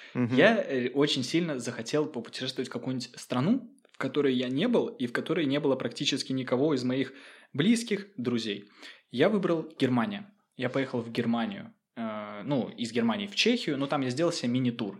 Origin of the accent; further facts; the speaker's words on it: Saint Petersburg, Russia; moved away as an adult; now in Finland; Я родился в Петербурге